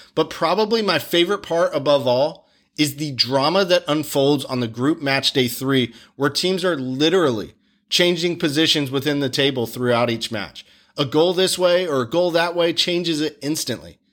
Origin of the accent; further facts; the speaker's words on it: Wilmington, North Carolina, United States; my hometown of Wilmington, North Carolina